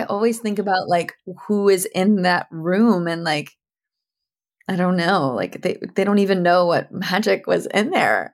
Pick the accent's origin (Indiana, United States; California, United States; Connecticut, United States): Connecticut, United States; New Canaan; I grew up in Connecticut